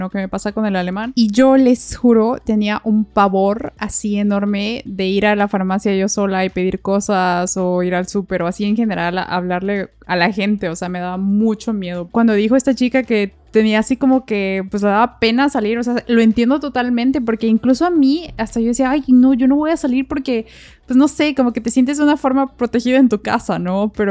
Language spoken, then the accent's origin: Spanish; Mexico; now in Brisbane, Australia; Cada vez que digo que soy de México, siempre me sonríen y me preguntan sobre mi país